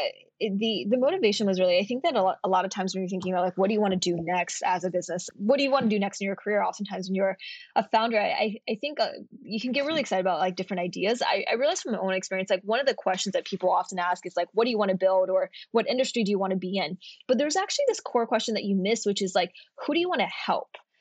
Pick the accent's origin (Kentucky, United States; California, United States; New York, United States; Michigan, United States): Kentucky, United States; moved away as an adult; I'm from Kentucky and I came out to Stanford for college